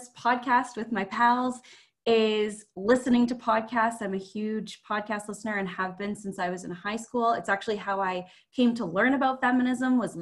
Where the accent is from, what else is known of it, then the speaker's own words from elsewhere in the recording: Ottawa, Ontario, Canada; also born or lived in Newmarket, Ontario; now in Alberta, Canada; I was born in Newmarket, Ontario, which is just north of Toronto. But I grew up in Ottawa, Ontario